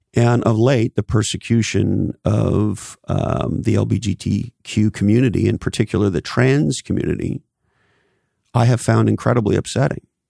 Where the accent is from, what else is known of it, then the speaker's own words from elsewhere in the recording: Canada; now in California, United States; When I was a little boy, I grew up in Canada.